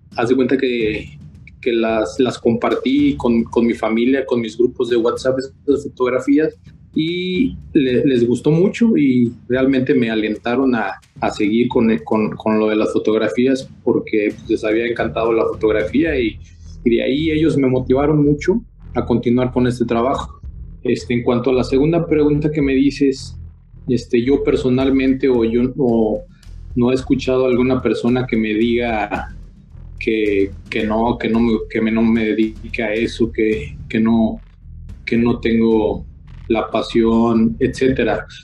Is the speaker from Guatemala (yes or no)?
no; San Luis Potosí, Mexico; soy potosino de nacimiento, vivo precisamente en la, en la, pues, en la zona media de, San Luis Potosí